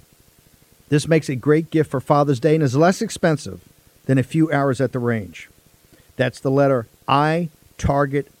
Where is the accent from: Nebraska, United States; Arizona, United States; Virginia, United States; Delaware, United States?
Virginia, United States; Richmond; As an Irish Catholic growing up in Richmond, Virginia